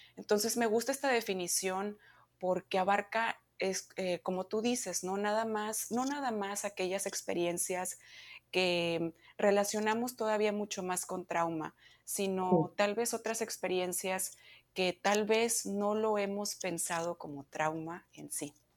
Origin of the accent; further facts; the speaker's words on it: Monterrey, Nuevo León, Mexico; moved away as an adult; now in United States; yo soy mexicana, eh, vengo de Monterrey